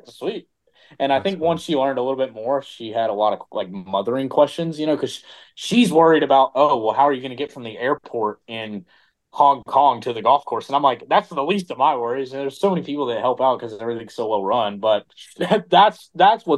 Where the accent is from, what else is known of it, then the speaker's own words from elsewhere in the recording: Charlotte, North Carolina, United States; also born or lived in Tennessee; I'm from Tennessee, I'm from North Carolina